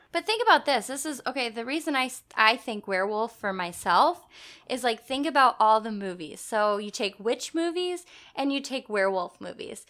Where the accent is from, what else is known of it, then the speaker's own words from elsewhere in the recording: Madison, United States; we grew up in Madison